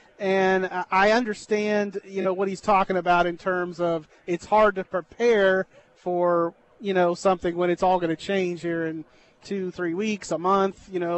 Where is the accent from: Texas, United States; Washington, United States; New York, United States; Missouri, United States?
Texas, United States; Brenham; So I started at the Brenham Banner Press at my hometown in 96.